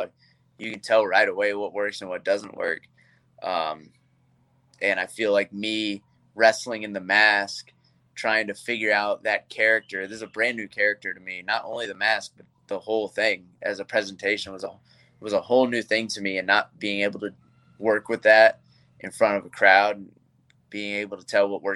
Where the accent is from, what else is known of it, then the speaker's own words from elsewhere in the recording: Georgia, United States; I am from Georgia, and, you know, we do a lot of things old school down there wrestling wise